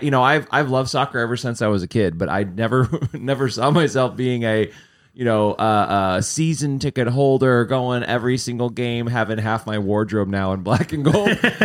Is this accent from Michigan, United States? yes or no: yes; Detroit area, Michigan, United States; moved away as an adult; also born or lived in Wisconsin / San Francisco, California; now in Los Angeles, United States; I grew up in Wisconsin and then the Detroit area in Michigan.